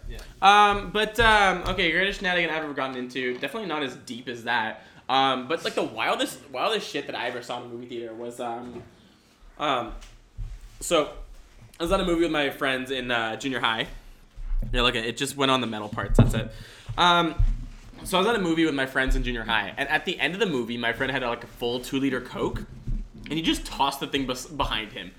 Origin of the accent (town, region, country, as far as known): Canada